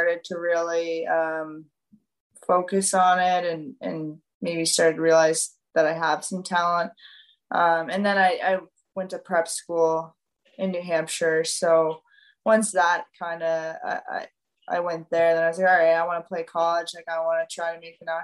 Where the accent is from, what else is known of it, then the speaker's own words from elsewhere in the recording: Yarmouth, Nova Scotia, Canada; I'm from Yarmouth, it's a small town